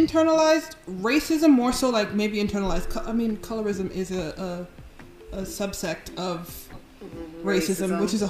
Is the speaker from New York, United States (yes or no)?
yes; New York City, New York, United States; as a girl born and raised in the Bronx